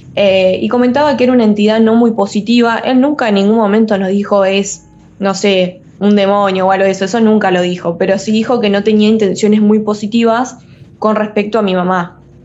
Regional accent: Entre Ríos, Argentina; moved away as an adult; now in Rosario, Argentina; soy de Entre Ríos, vivo ahí, digamos, eh, pero por, digamos, cuestiones de estudio, estoy viviendo ahora en Rosario

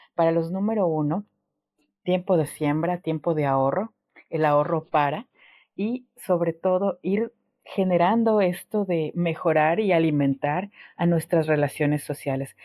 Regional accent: Ecuador; moved away as an adult; now in Argentina; yo salí de Ecuador y estoy ahora en, Argentina

